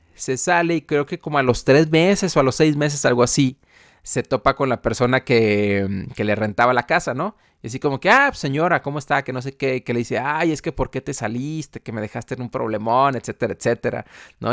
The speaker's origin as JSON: {"language": "Spanish", "town": "Guadalajara", "region": "Jalisco", "country": "Mexico", "moved": "yes", "said": "fui a Guadalajara, de donde yo soy"}